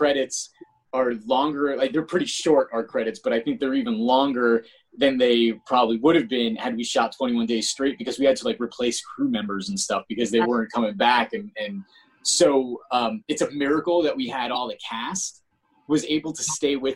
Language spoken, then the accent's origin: English; East Coast, United States; moved away as an adult; also born or lived in Los Angeles; I'm from the East Coast.